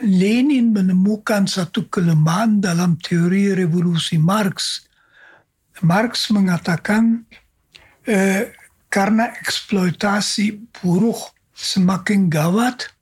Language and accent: Indonesian; Jakarta, Indonesia; Lalu saya memperkenalkan diri, saya seorang Yesuit dari Jakarta dan sebagainya.